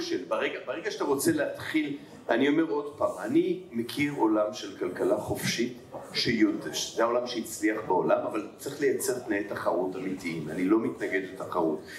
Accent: Tel Aviv, Tel Aviv District, Israel; also born or lived in Jerusalem; אני תל אביבי

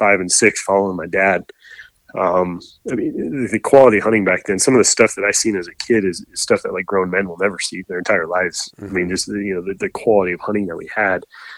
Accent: Northern Idaho, United States; I grew up in Northern Idaho

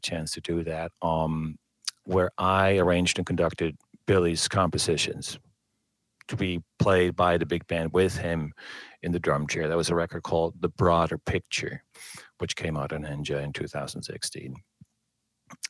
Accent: Switzerland; moved away as an adult; also born or lived in Bern, Switzerland / New York City, United States; now in Hamburg, Germany; I was born in Switzerland

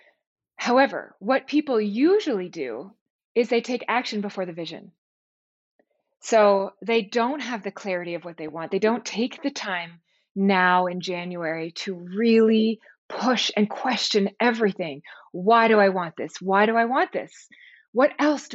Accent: Toronto, Ontario, Canada; we were both born and raised in Toronto

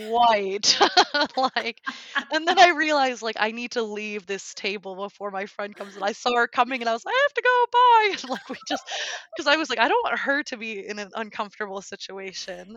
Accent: United States; first language English; moved away as an adult; now in Germany; I'm from the U S

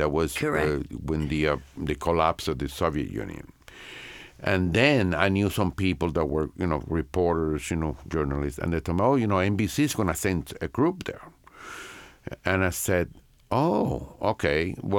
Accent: Santiago de Cuba, Cuba; And we would go from Tampa to Santiago, my hometown, to the same hospital where I was born.

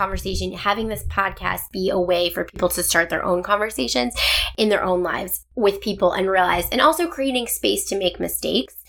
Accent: Cleveland, Ohio, United States; moved away; also born or lived in Norfolk; I'm from Cleveland

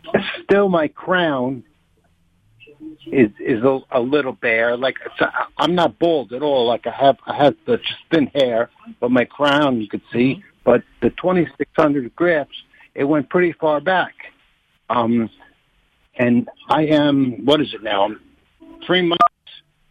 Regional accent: New York City, New York, United States; now in Long Island, United States; I grew up in the city, but I live in Long Island now.

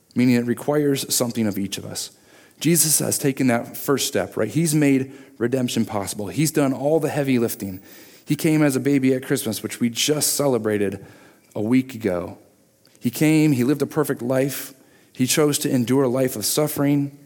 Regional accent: Michigan, United States; moved away as an adult; also born or lived in Virginia; growing up in Michigan

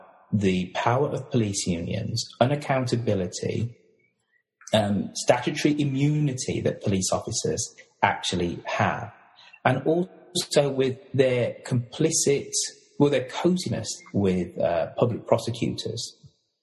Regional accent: United Kingdom; Being British, we've all grown up watching American dramas

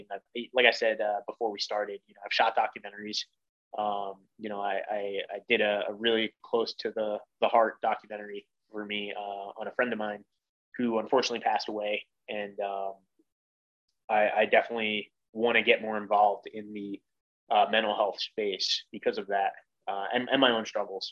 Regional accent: Philadelphia, Pennsylvania, United States; I grew up in Philly

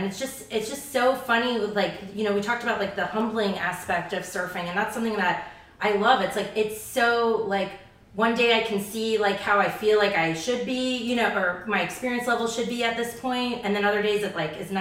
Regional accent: Charlotte Amalie, U.S. Virgin Islands; also born or lived in Florida; now in California, United States; I grew up in the Caribbean.

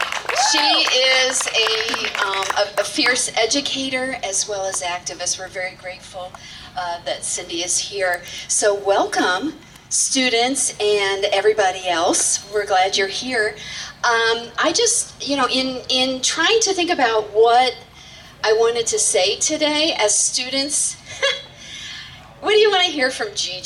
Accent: Lee County, Florida, United States; I grew up here in Lee County.

